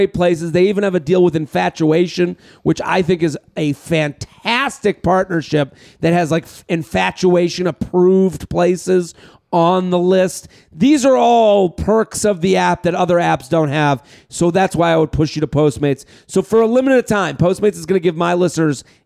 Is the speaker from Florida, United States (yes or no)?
no; Boston, Massachusetts, United States; we're both from Boston